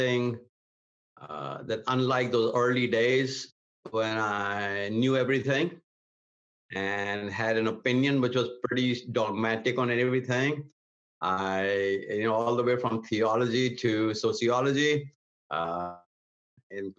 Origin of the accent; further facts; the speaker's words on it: India; moved away as an adult; also born or lived in Atlanta, Georgia / Portland, Oregon / Hartford, Michigan; now in United States; I was born and raised in India in a pastor's home. Came to the United States